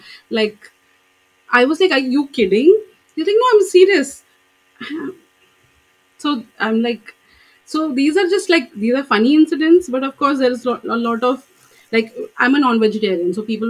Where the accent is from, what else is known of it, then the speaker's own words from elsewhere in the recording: Kuwait; So I said, I came from Kuwait, and this is like I'm, you know, coming here.